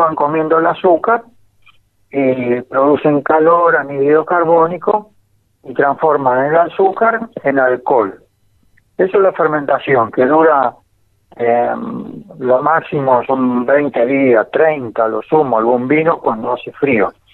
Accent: Ezpeleta, Buenos Aires Province, Argentina; now in San Juan, Argentina; yo nací en, en Espeleta, al lado de Quilmes, en provincia de ah, Buenos Aires

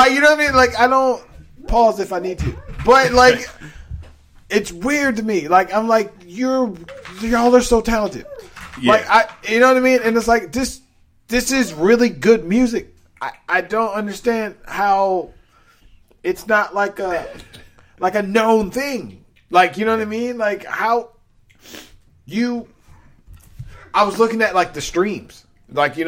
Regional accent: Maryland, United States; I'm from Maryland

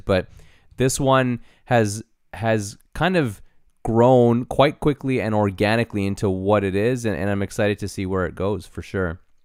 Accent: Canada; we're in Canada and we're proudly Canadian

